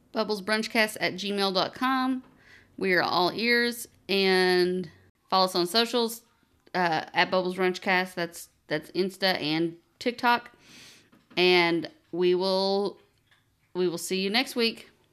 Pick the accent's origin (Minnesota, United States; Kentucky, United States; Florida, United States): Kentucky, United States; Eastern; we grew up in Eastern Kentucky